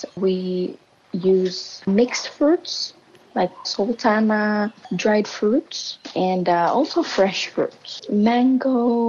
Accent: Solomon Islands; I'm from Solomon Islands and I am 30 years old.

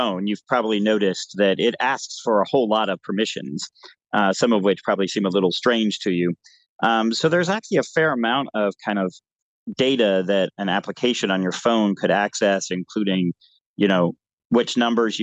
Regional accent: United States; as an American

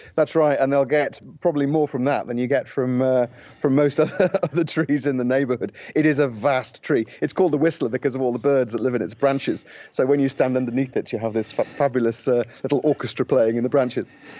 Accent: United Kingdom; moved away as an adult; now in Portugal; I'm British

